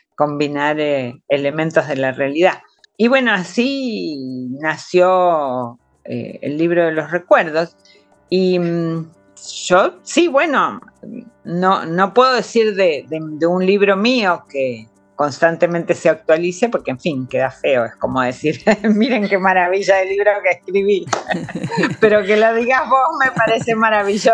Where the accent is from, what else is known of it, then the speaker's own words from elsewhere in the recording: Argentina; Mi país, Argentina, fue un país de acogida